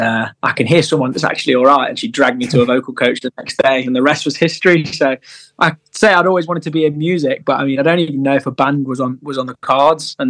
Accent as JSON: {"language": "English", "region": "Midlands", "country": "United Kingdom", "said": "we're from the Midlands."}